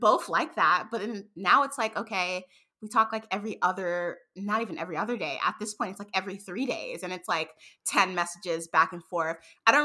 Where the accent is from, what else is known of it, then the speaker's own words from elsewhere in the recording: New York, United States; moved away; I was born and raised in New York